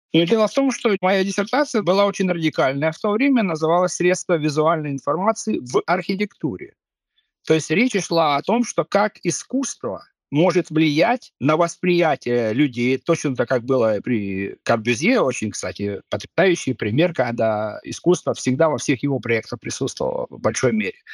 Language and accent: Russian; Kharkiv, Kharkiv Oblast, Ukraine; moved away as an adult; now in Viborg, Denmark; я вырос в Харькове.